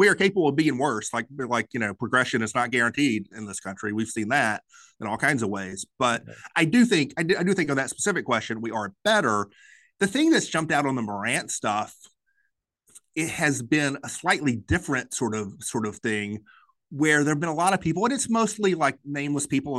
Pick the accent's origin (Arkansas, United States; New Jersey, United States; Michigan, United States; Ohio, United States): Arkansas, United States; now in Memphis, United States; I'm from the South, I grew up in Arkansas, I grew up in small towns.